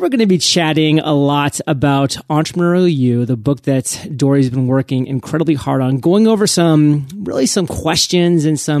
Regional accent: New England, United States; I'm from New England, so everybody likes to hate on the New England Patriots

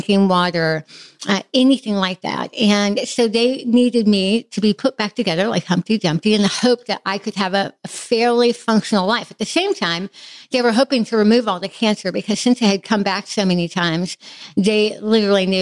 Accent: Midwest, United States; I have a really solid, fairly typical childhood of faith, growing up in the Midwest

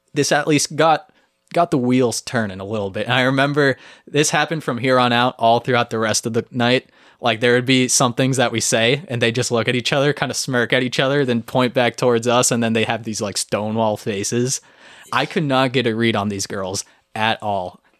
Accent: Texas, United States; moved away; I was from Texas

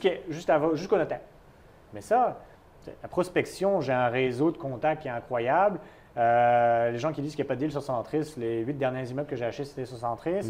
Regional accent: France; moved away as an adult; also born or lived in United States; now in Montreal, Canada; j'ai quitté la France

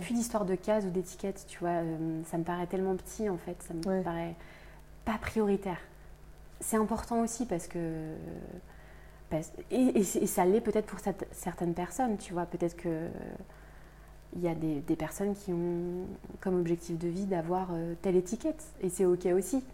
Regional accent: Brittany, France; je viens de Bretagne

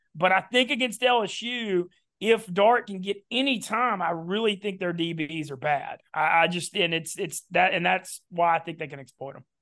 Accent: Louisiana, United States; also born or lived in New Orleans / Baton Rouge; everybody knows I'm from Louisiana. I live in New Orleans

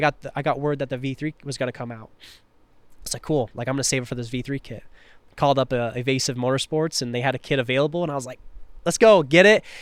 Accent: Tri-Cities, Washington, United States; moved away; I wanna rep my hometown." So, three cities. Tri-Cities

